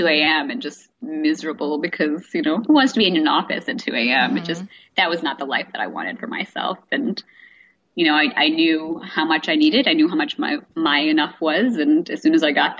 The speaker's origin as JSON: {"language": "English", "country": "India", "said": "I'm from India"}